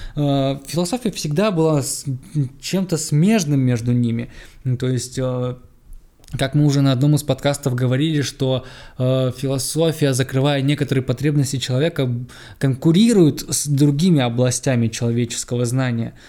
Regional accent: Omsk, Omsk Oblast, Russia; 10-11 класс, я ездил, кто, кто живет в Омске, кто, тот знает, я ездил из Амура

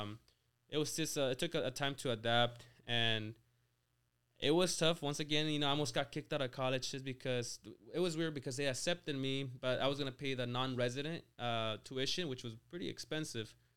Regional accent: small town near Lake Tahoe, California, United States; moved away as an adult; also born or lived in Mexico; now in Rancho Cucamonga, United States; my hometown was, what, like, like four hundred people.

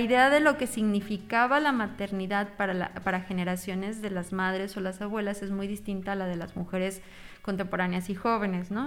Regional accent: Mexico; yo mexicana en, Argentina

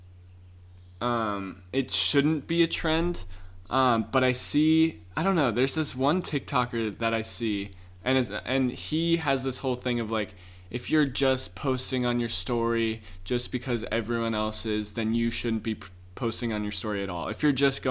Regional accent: San Clemente, California, United States; our little town

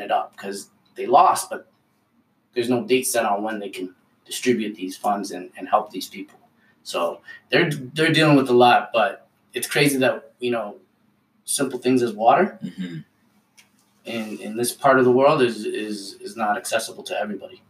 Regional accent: Ottawa, Ontario, Canada; I love growing up in Ottawa

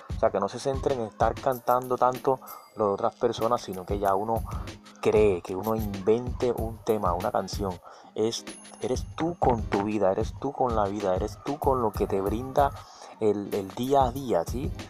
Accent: Colombia

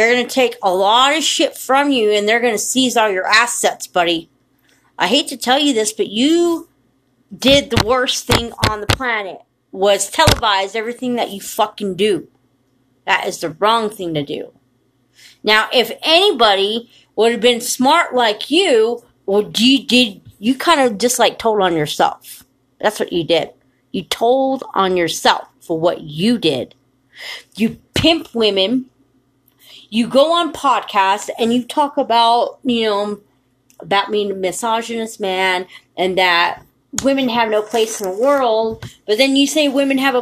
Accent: United States; I'm from the United States of America, and I've lived here my whole entire life.

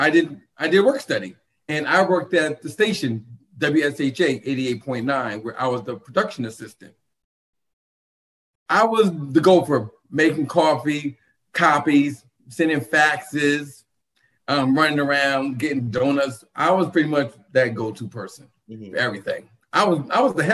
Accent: New London, Connecticut, United States; moved away; I'm actually originally from New London, Connecticut.

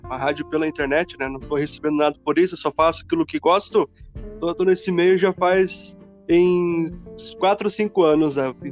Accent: Chapecó, Santa Catarina, Brazil; also born or lived in Xanxerê; Eu nasci em Xanxerê dia 18 de janeiro de 1994, né? Então eu tenho 26 anos atualmente e vim para Chapecó em três meses.

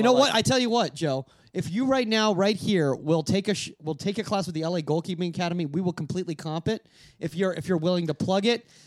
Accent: Venezuela; now in United States; I was born in Venezuela.

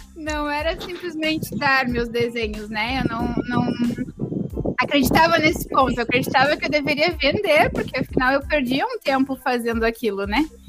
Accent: Pelotas, Rio Grande do Sul, Brazil; sou de Pelotas, Rio Grande do Sul. Então, estou um pouquinho longe, vamos dizer assim. Mas uh, no caso, nasci aqui no Grande do Sul

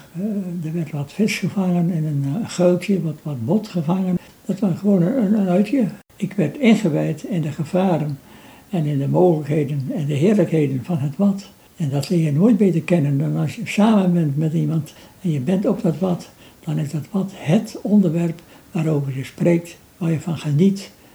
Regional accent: Workum, Friesland, Netherlands; ik geboren ben in Workum. En de landerij van de boerderij waar ik woonde, die grenzen aan de Zuiderzeedijk.

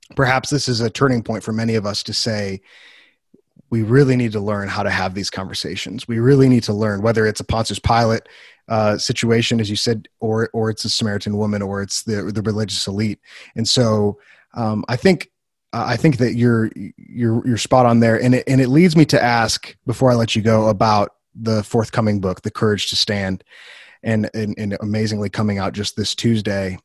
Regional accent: Wheaton, Illinois, United States; moved away as an adult; I grew up in Wheaton, which is a central hub of, I don't know, American Christianity

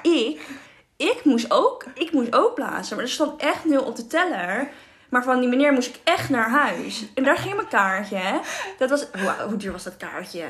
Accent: Haarlem, North Holland, Netherlands; We komen uit Haarlem

